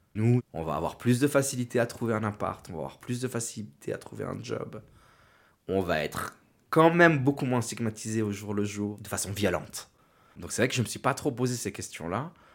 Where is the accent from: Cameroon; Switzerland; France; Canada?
Switzerland; Meyrin, Geneva; also born or lived in Yverdon; now in Lausanne, Switzerland; je suis né en Suisse, à Genève, à Mérin.